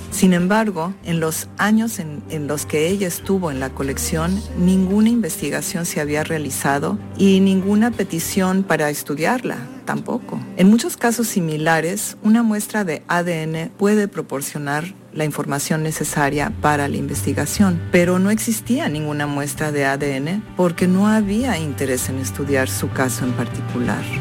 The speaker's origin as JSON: {"language": "Spanish", "country": "Mexico", "also_born_or_lived": "New York / Mexico City", "said": "Soy una artista transdisciplinar mexicana. Radico y trabajo en Nueva York y la Ciudad de México."}